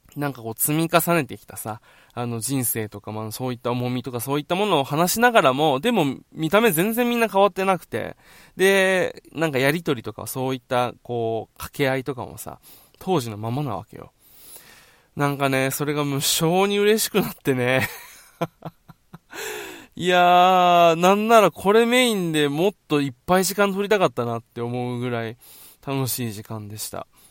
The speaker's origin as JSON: {"language": "Japanese", "region": "Okinawa", "country": "Japan", "tie": "born or raised there", "also_born_or_lived": "Tokyo", "said": "地元沖縄に"}